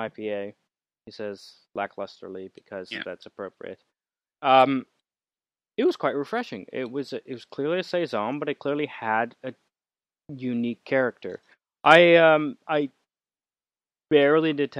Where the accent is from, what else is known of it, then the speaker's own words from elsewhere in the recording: Canada; I'm Canadian